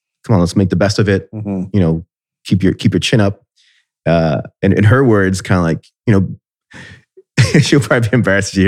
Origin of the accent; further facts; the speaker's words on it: Puerto Rico; moved away as an adult; also born or lived in Miami Beach, Florida, United States; now in Columbus, United States; growing up in Miami and in Puerto Rico, you kind of get used to paradise